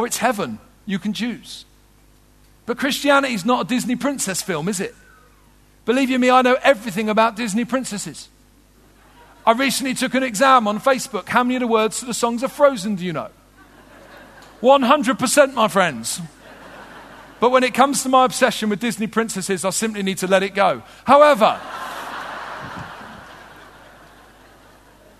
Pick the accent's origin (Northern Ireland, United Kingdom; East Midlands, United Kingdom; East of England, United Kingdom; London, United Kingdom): London, United Kingdom; also born or lived in Wolverhampton; I did grow up in southeast London, though I was born in Wolverhampton